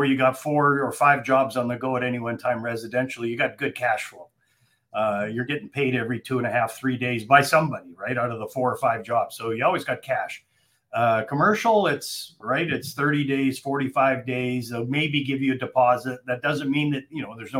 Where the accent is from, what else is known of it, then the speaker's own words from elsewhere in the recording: Calgary, Alberta, Canada; moved away as an adult; also born or lived in Ontario / Vancouver, British Columbia; now in Atlanta, United States; I'm from Calgary originally. I live in Atlanta, Georgia now